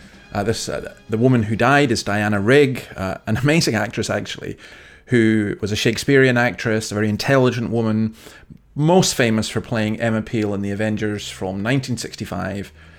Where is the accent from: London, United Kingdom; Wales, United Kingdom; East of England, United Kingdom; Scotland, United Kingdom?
Scotland, United Kingdom; now in Sydney, Australia; I'm based here in Sydney, Australia. I'm from Scotland.